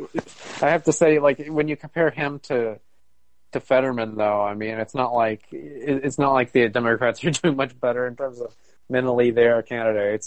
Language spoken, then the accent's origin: English; Maricopa County, Arizona, United States; also born or lived in Pinal County, Arizona; I grew up in Maricopa County